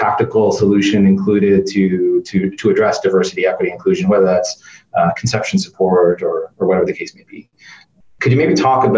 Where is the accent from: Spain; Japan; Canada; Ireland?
Canada; as a Canadian